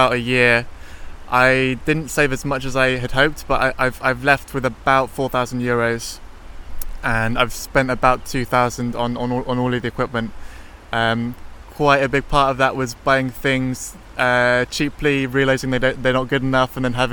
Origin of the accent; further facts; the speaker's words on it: London, United Kingdom; also born or lived in Hastings; now in Netherlands; I grew up in Tottenham in London, and then I moved to Hastings